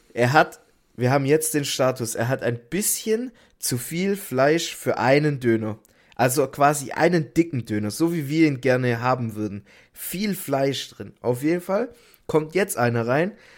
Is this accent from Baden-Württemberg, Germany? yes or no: yes; Stuttgart, Baden-Württemberg, Germany; bei uns in Stuttgart